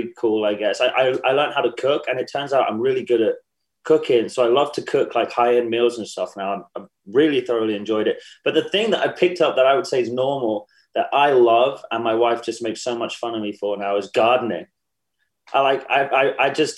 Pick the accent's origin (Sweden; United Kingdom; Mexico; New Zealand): United Kingdom; England; moved away as an adult; now in Charleston, United States; I am English